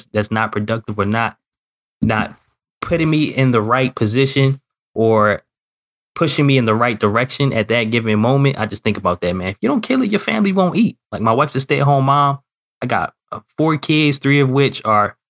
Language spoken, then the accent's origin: English; Baltimore, Maryland, United States; living in Northern Maryland, was born and raised in Baltimore